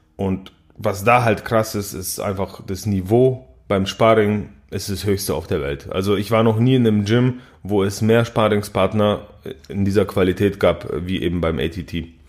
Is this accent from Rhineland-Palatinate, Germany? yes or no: no; Balingen, Baden-Württemberg, Germany; Ich komme ja aus Balingen, das ist ein kleines Städtchen in der schwäbischen Provinz.